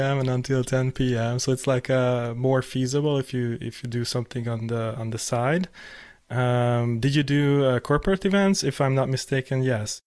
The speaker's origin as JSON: {"language": "English", "country": "Hungary", "moved": "yes", "said": "I was living in Hungary 'cause I'm from Hungary."}